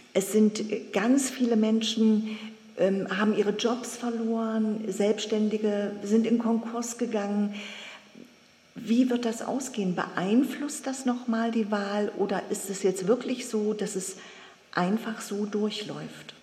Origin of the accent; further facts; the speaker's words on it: Germany; bei uns in Deutschland